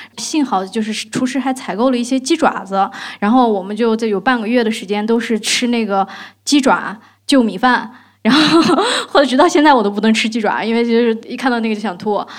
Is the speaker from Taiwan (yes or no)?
no; China; 然后我们中国人都往外跑，但是那个我看到那个院子里面那些外国人都往都往里面跑